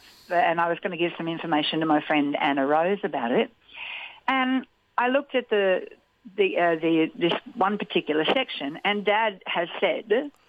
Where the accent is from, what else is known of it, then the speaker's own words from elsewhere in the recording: Winton, Queensland, Australia; moved away; I was born here in Winton, and I haven't been back for many, many years.